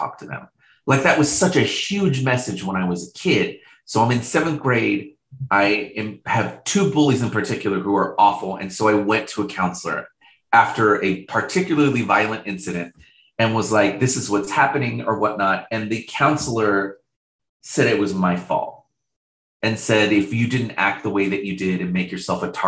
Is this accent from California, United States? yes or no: yes; Riverside, California, United States; also born or lived in Boise, Idaho; I moved from Boise, Idaho to Riverside, California.